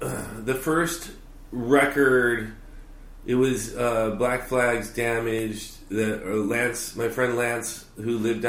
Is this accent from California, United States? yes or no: yes; Los Angeles, California, United States; born or raised there; now in Orange County, United States